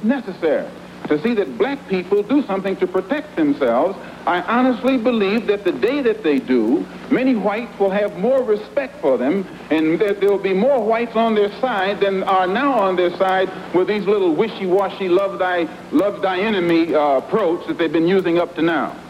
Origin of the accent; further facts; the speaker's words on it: United States; I'm also an American Negro